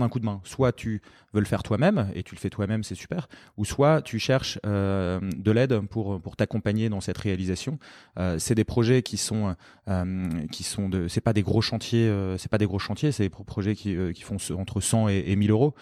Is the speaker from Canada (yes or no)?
no; Lille, Hauts-de-France, France; moved away as an adult; also born or lived in London; je suis lillois d'origine